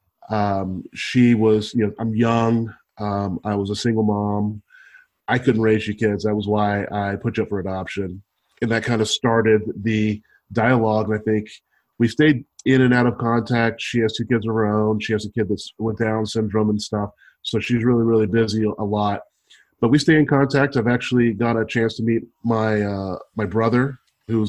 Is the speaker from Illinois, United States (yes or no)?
no; Kentucky, United States; also born or lived in Bardstown, Kentucky / Georgia; I was adopted from Kentucky